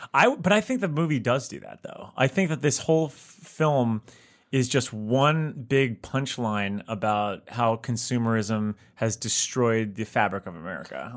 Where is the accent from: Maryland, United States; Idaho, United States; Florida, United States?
Florida, United States; South; we grew up together in South Florida